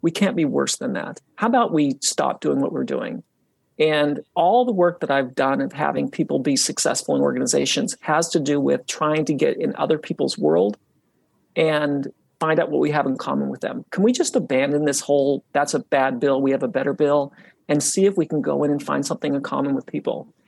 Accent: Utah, United States; when I was young, I grew up in Utah and I grew up really close to the mountains.

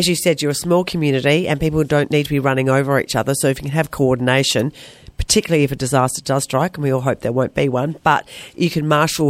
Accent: Wollongong, New South Wales, Australia; I grew up in Wollonga, was country in my day

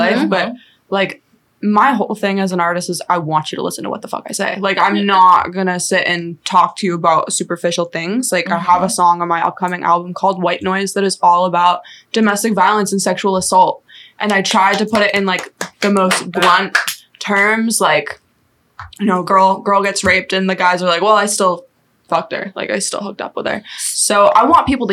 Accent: the South, United States; I grew up in the South

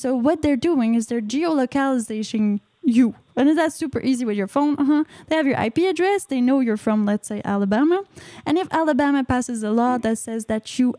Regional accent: Canada; I'm from Canada

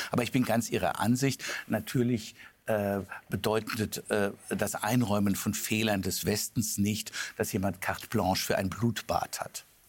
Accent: Germany; als, als, als, als Deutscher

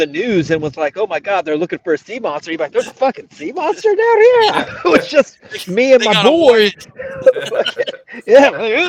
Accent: United Kingdom; accent: British; That's real British. It's not as Australian as I would like, but it's the accent I have.

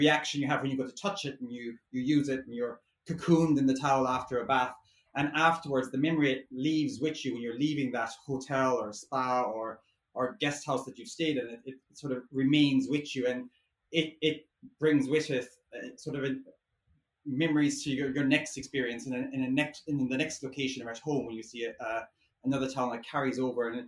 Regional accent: Ireland; now in London, United Kingdom; I'm an Irish designer based here in London

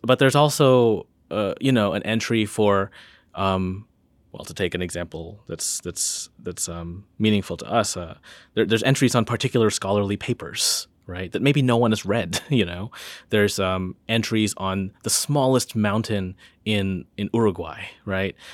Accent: Northern Illinois, United States; now in Charlottesville, United States; I'm from, I'm from Northern Illinois

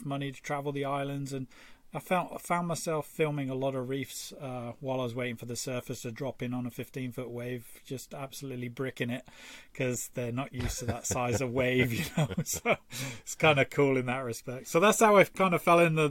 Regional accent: Torquay, South West England, United Kingdom; I grew up in Torquay

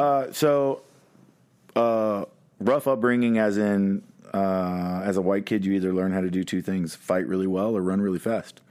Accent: Dallas, Texas, United States; I was born in Parkland Hospital

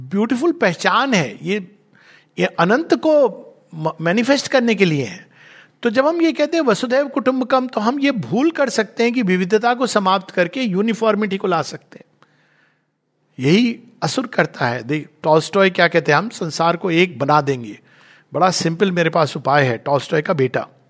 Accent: India; मैं हिंदी बोलता हूँ पर हूँ मैं भारतवर्ष से

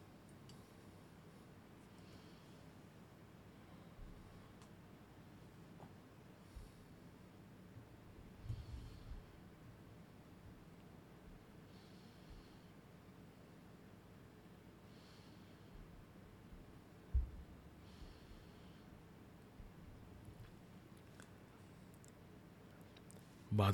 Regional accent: Union City, New Jersey, United States; moved away; also born or lived in Florida; I grew up in New Jersey and Union City, and every single morning when I would get up, I would see the New York skyline

